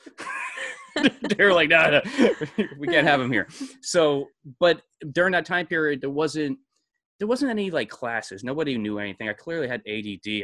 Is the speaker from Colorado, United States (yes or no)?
no; Brewster, New York, United States; moved away as an adult; I was born in New York City, and then, uh, I was raised in a town sixty miles north of New York City called Brewster